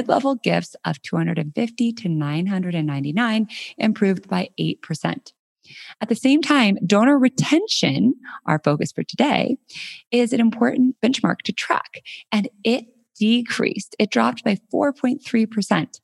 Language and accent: English; Colorado, United States; moved away as an adult; also born or lived in San Francisco; last week I moved from San Francisco back to my hometown in Colorado. I'm now living in Denver